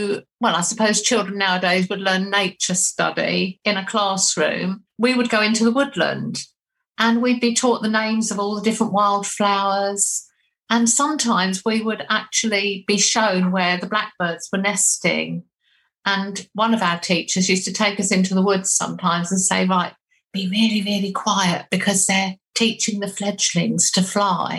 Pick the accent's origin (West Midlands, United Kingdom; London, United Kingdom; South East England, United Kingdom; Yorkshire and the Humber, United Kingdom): South East England, United Kingdom; Haywards Heath; I was born in Haywards Heath, which is also in Sussex